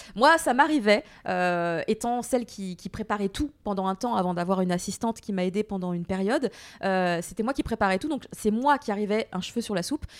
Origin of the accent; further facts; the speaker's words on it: France; also born or lived in Japan; je suis Française